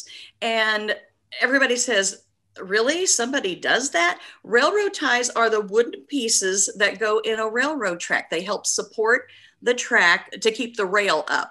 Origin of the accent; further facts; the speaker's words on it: Clay City, Indiana, United States; now in Indianapolis, United States; I grew up in Clay City, Indiana, which is down by Terre Haute, Indiana